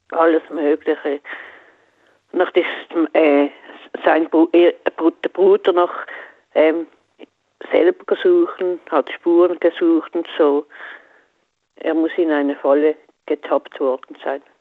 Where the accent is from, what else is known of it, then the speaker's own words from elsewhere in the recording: Basel, Basel-Stadt, Switzerland; bin aus der Schweiz.